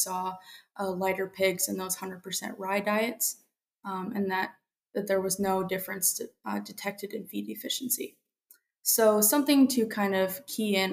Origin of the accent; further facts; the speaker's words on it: Central Missouri, United States; moved away as an adult; now in South Dakota, United States; I'm originally from Central Missouri